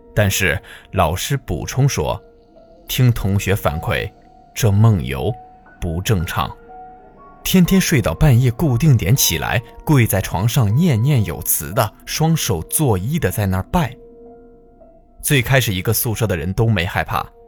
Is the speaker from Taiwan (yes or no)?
no; Jilin, China; moved away; 我们老家吉林